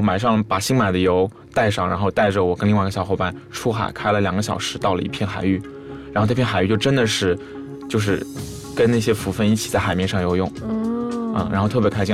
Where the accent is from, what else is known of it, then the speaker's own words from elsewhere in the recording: China; also born or lived in Thailand; 我是中国来了，留学生